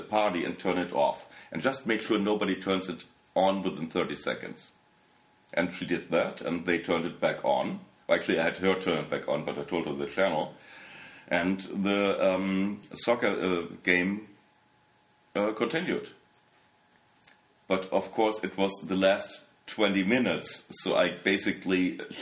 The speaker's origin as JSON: {"language": "English", "town": "Warstein", "region": "North Rhine-Westphalia", "country": "Germany", "tie": "born or raised there", "also_born_or_lived": "Los Angeles", "second_language": "English", "moved": "yes", "lives_now": "Berlin, Germany", "said": "the small town I was born in Warstein"}